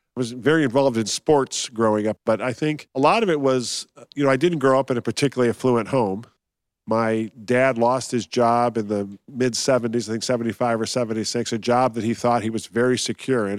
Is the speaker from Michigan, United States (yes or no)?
yes; Detroit, Michigan, United States; also born or lived in Columbus, Ohio; moved to Detroit.